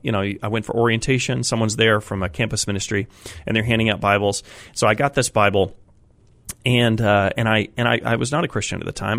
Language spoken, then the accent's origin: English; Colorado, United States; now in Massachusetts, United States; I grew up in Colorado